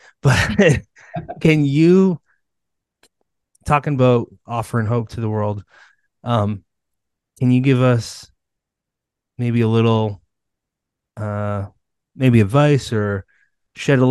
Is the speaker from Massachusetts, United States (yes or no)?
yes; Massachusetts, United States; I'm a New Englander. I'm from Mass